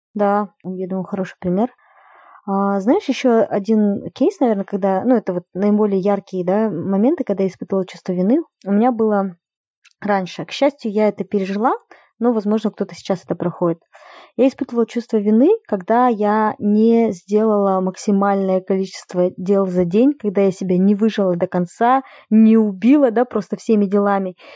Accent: Kokshetau, Akmola Region, Kazakhstan; now in Almaty, Kazakhstan; я сейчас живу в Алмате, это большой город, который намного свободнее, да, во многих отношениях, чем Кокштау

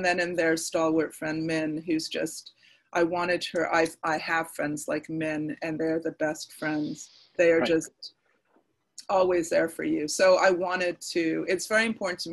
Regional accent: Nova Scotia, Canada; my hometown, which is the most beautiful fishing village in Nova Scotia.

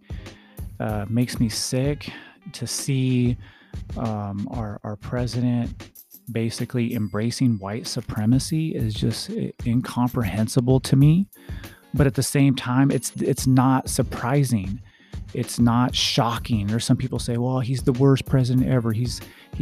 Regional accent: United States; I'm an American. I was born in this country.

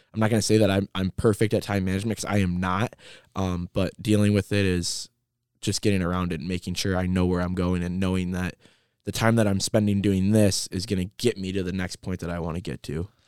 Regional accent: Trenton, Michigan, United States; also born or lived in Lincoln Park, Michigan; I started growing up in Lincoln Park, Michigan, and then I ended up moving to Trenton, and I, I went to Trenton Public Schools

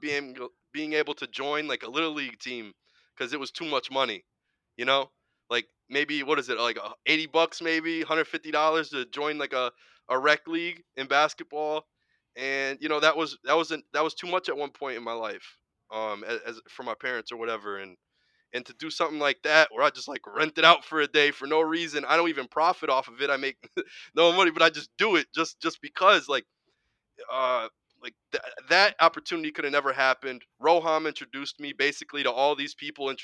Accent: Springfield, Massachusetts, United States; I'm a kid from Springfield, Mass.

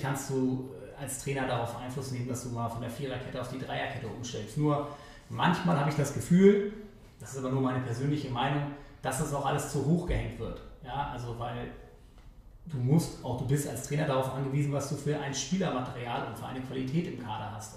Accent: Hamburg, Germany; also born or lived in Meppen; Ich bin in Eimsbüttel aufgewachsen

